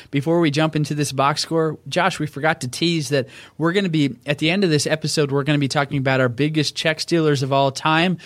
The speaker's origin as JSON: {"language": "English", "region": "Oklahoma", "country": "United States", "tie": "born or raised there", "moved": "as an adult", "said": "I grew up in Oklahoma, eighteen good years there, born and raised"}